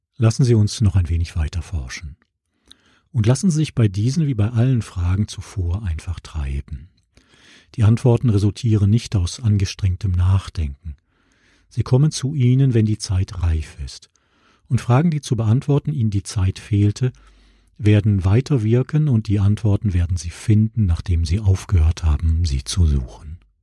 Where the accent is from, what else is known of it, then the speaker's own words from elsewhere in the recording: Essen, North Rhine-Westphalia, Germany; Essen, meine Heimatstadt im Ruhrgebiet